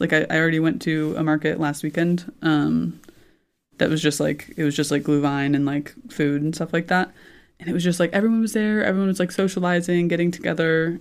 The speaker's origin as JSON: {"language": "English", "town": "Indianapolis", "region": "Indiana", "country": "United States", "tie": "born or raised there", "moved": "as an adult", "lives_now": "Judenburg, Austria", "said": "growing up in Indianapolis, um, and I've lived in Indiana my whole life"}